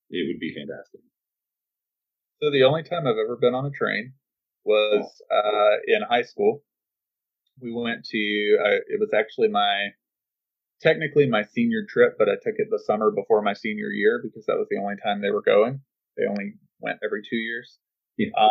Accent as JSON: {"language": "English", "country": "United States", "said": "as an American"}